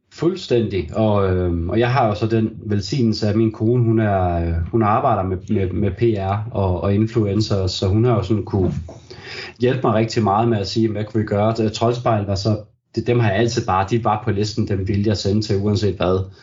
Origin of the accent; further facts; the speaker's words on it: Brande, Central Denmark Region, Denmark; jeg jo ligesom er, er født og opvokset